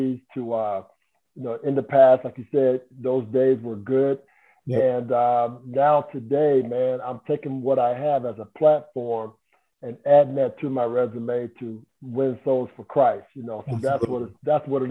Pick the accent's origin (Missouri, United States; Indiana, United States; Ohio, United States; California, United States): Indiana, United States; Anderson; growing up in Anderson, Indiana, it's more of the west side of Anderson, a little neighborhood called Hazelwood